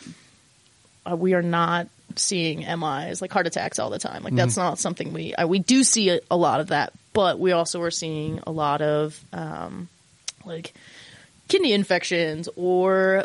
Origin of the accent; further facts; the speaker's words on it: Logan, Utah, United States; I grew up in Utah